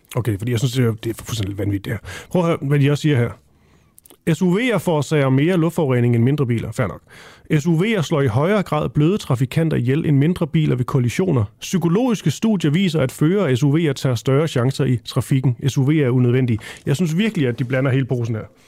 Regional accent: Funen, Southern Denmark, Denmark; jeg er fra Fyn

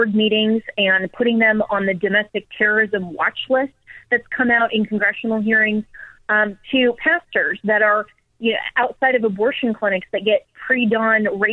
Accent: Colorado, United States; my home state of Colorado

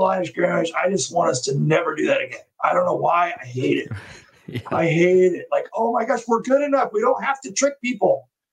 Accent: Temecula, California, United States; my hometown, Temecula.

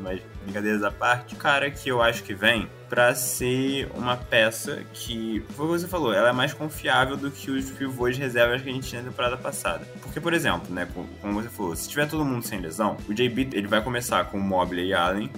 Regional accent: Brazil; a gente sendo brasileiro

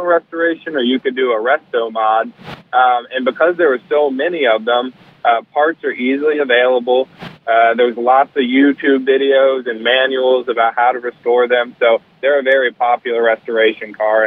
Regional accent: Charleston, United States; also born or lived in Birmingham; we decided to move back to my hometown of Charleston.

